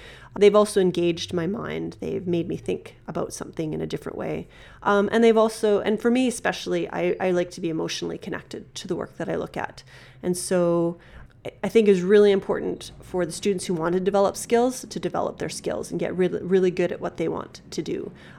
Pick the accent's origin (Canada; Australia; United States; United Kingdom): Canada; Regina, Saskatchewan; born there; Yeah, okay, I was born in Regina.